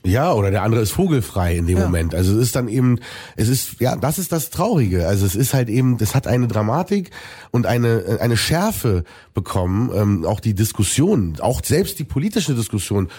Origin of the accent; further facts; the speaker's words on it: Germany; für Deutschland, für mein Heimatland